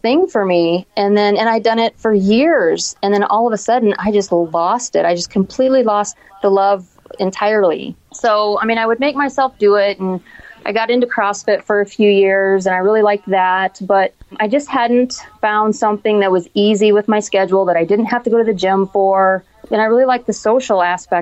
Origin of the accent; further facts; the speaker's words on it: Hannibal, Missouri, United States; moved away as an adult; also born or lived in St. Louis, Missouri / O'Fallon, Missouri; now in Iowa, United States; I'm from Hannibal.